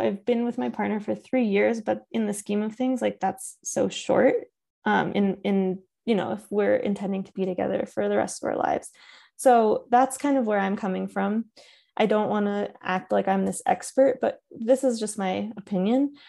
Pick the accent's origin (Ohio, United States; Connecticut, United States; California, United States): Connecticut, United States; I grew up in Connecticut